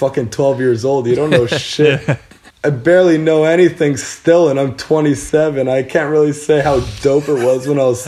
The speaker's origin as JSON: {"language": "English", "town": "Cornwall", "region": "Ontario", "country": "Canada", "tie": "born or raised there", "said": "I'm from Cornwall, Ontario"}